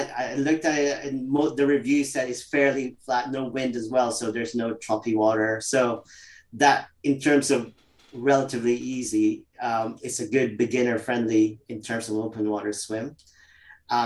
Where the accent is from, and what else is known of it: Winnipeg, Manitoba, Canada; born or raised there; moved away as an adult; also born or lived in Philippines; now in London, United Kingdom